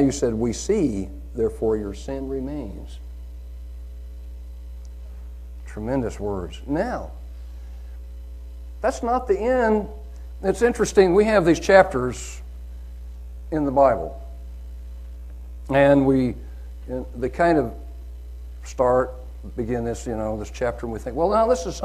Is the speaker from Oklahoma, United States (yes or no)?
yes; Oklahoma, United States; I'm from Oklahoma